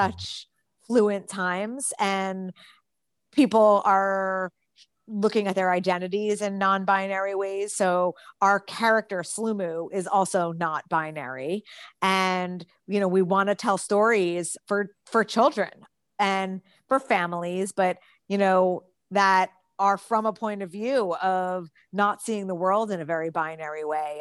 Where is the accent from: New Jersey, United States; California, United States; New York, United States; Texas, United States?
New Jersey, United States; I grew up in New Jersey